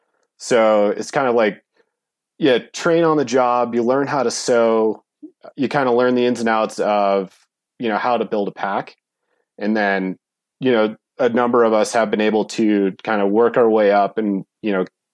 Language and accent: English; Bishop, California, United States; also born or lived in Bozeman; I grew up in Bishop, California, which is kind of a hotbed for, you know, climbing, skiing, you know, pretty much all things outdoor.